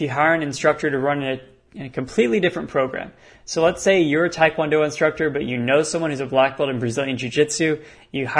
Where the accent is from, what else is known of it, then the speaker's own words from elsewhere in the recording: Texas, United States; I'm from Texas